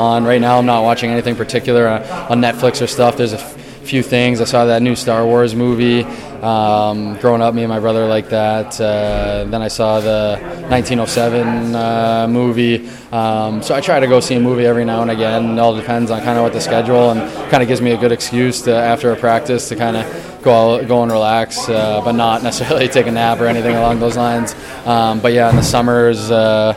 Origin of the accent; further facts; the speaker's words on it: New England, United States; I'm from New England